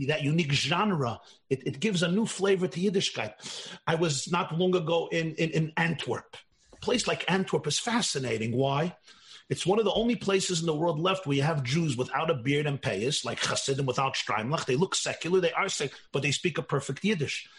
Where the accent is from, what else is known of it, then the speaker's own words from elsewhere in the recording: Russia; I come from Russia. My parents both come from Russia